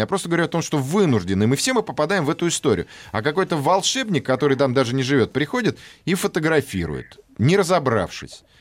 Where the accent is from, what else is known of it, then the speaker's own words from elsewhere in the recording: Russia; Мы же русские люди